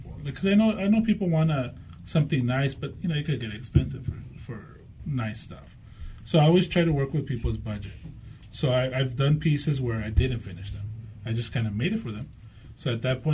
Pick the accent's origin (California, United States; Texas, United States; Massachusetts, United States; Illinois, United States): California, United States; Los Angeles; now in Whittier, United States; No, I was born in Los Angeles. I grew up in Los Angeles.